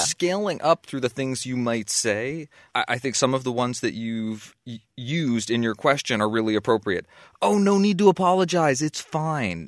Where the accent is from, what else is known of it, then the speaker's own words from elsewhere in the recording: Waterbury, Vermont, United States; my hometown, to my stomping grounds